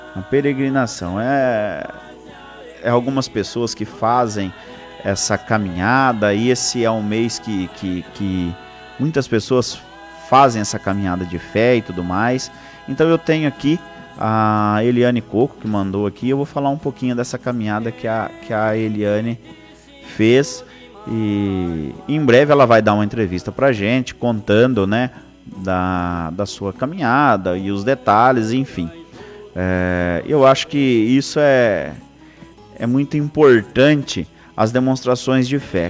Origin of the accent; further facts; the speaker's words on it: Palmital, São Paulo, Brazil; Nós somos de Palmital, saímos da igreja Santo Antônio